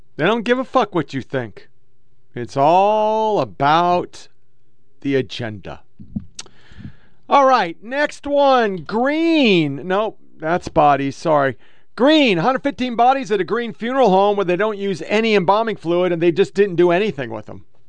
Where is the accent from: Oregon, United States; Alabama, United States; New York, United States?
Oregon, United States; I was born and raised in Oregon